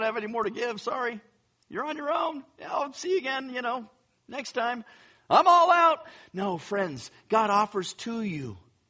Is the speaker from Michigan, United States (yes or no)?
no; Northern California, United States; I grew up in California, so Northern California, I'm used to earthquakes